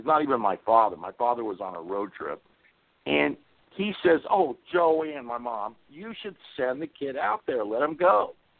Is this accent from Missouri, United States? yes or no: yes; Kansas City, Missouri, United States; moved away; also born or lived in California; I grew up in Kansas City, Missouri. And my parents were from a small town in Missouri called Clinton, Missouri.